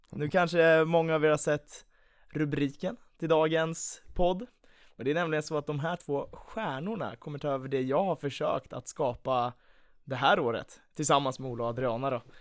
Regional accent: Stockholm, Stockholm County, Sweden; jag kommer från eh, Stockholm.

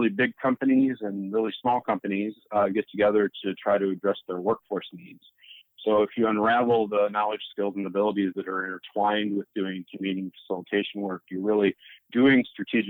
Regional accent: South Lyon, Michigan, United States; also born or lived in Pontiac, Michigan / Maine; now in Detroit, United States; My family, I grew up in South Lyon, which is far from the city.

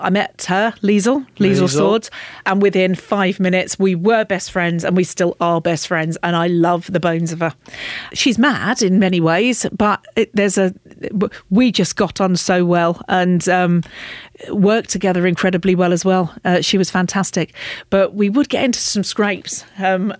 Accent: the Fens, East of England, United Kingdom; accent: Fen; I'm from the Fens. You know, we speak as we find there

